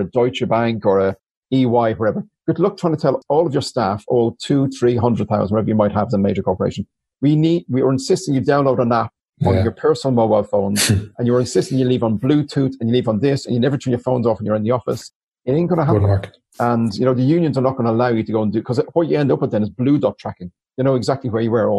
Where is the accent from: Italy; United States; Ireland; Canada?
Ireland; Dublin, Leinster; I'm from Dublin, from Mauritania in particular, where when I was 11, we had 48 neighbors die in the Stardust fire